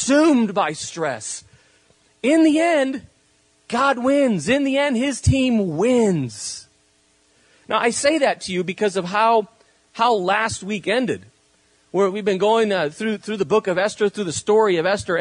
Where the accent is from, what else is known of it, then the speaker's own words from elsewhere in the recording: Spain; now in California, United States; I was, grew up in Spain